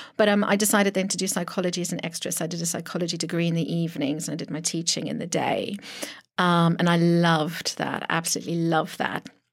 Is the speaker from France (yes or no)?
no; Pretoria, Gauteng, South Africa; accent: South African; first language Afrikaans; English is a second language; moved away as an adult; now in United Kingdom; Born in South Africa, Pretoria, um, nineteen eighty-two